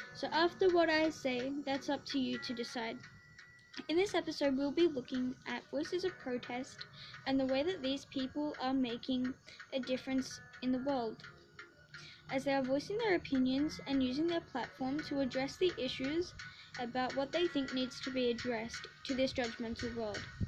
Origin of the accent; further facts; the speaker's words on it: Australia; I'm not American, so like, um, we don't have presidents here in Australia